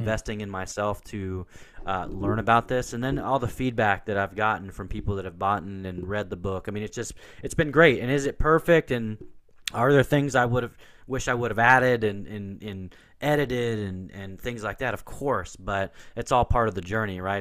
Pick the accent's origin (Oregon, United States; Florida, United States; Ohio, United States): Oregon, United States; Portland; I grew up in Portland, Oregon